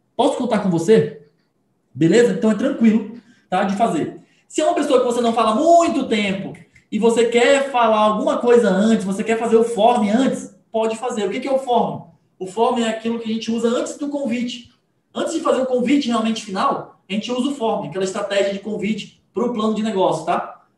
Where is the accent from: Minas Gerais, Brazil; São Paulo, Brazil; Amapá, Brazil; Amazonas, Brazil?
Amazonas, Brazil; Manaus; Eu sou de Manaus, tá, gente? Esqueci de falar. Manaus, Amazonas